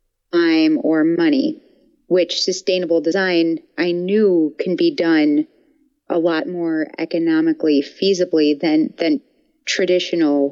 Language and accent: English; Buffalo, New York, United States; moved away as an adult; also born or lived in Gainesville, Florida; I'm from Buffalo, New York, and I moved to Gainesville, Florida when I transferred schools